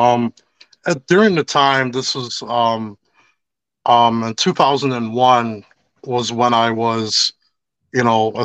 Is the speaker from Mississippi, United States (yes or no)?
no; Chicago, Illinois, United States; I grew up on Cicero and Armitage, but I gangbanged all the way over, like, deep into Humble Park